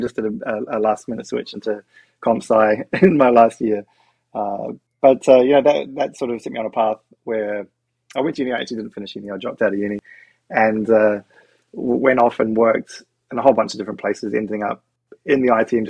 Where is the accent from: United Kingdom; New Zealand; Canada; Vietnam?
New Zealand; now in Australia; I grew up in New Zealand